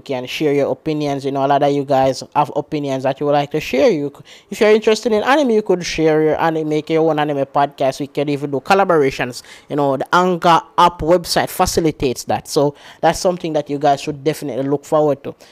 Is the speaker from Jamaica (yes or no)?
yes; Jamaica; I'm from Jamaica